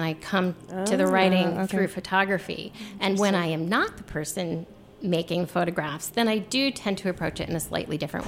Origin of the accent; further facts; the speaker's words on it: Shenandoah Valley, Virginia, United States; moved away; also born or lived in Los Angeles; I grew up in the Shenandoah Valley